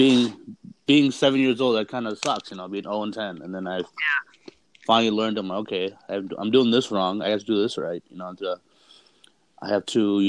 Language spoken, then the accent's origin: English; Stockton, California, United States; moved away; I'm originally from Stockton, California, where I grew up, so West Coast boy